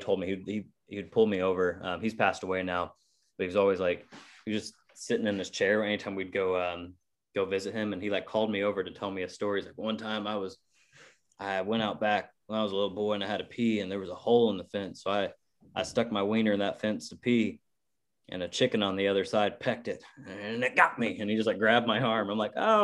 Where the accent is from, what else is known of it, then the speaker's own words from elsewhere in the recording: Effingham, Illinois, United States; I was in high school, and it was my hometown. It's like a few hours south of Chicago